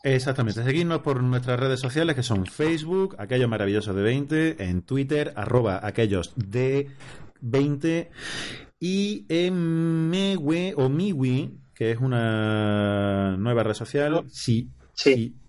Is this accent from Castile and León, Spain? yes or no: no; Córdoba, Andalusia, Spain; soy cordobés